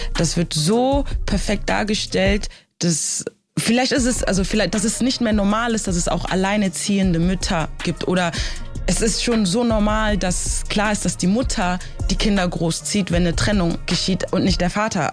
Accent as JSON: {"language": "German", "country": "Germany", "tie": "born or raised there", "also_born_or_lived": "Africa", "said": "ich bin in Afrika geboren. Ich bin mit sechs Jahren nach Deutschland gekommen."}